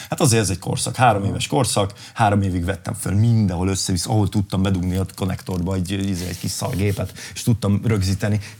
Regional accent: Kapuvár, Győr-Moson-Sopron, Hungary; most ott zártam a nyári turnémat, a szülővárosomban ott léptem fel.

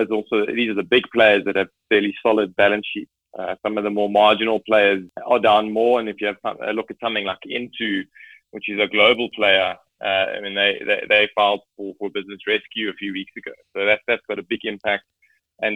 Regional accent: South Africa; But it's great as a South African to have access to an increased range of products.

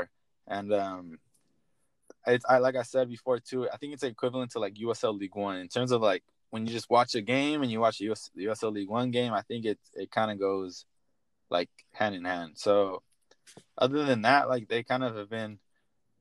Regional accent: San Diego, California, United States; originally I'm from San Diego, so it's kind of nice to be home

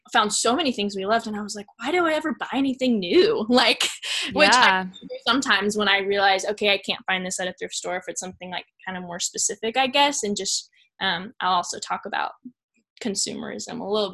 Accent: Dallas, Texas, United States; I'm from the Dallas area

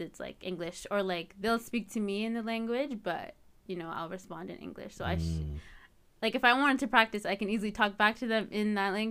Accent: Edmonton, Alberta, Canada; So my family's from Eritrea, but I was born and raised here. All my siblings and I were born and raised here in Edmonton.

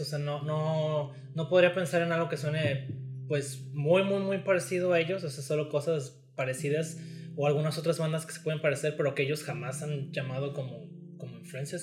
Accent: Mexico; somos de México

